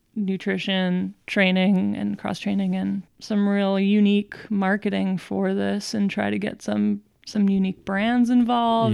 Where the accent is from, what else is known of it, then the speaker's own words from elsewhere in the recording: Montclair, New Jersey, United States; I am from Montclair, New Jersey